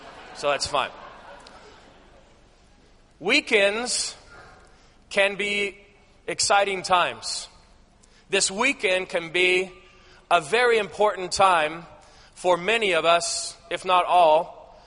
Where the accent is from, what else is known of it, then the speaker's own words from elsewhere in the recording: Southern California, United States; moved away as an adult; also born or lived in Alaska; I grew up in Southern California, down by the beach.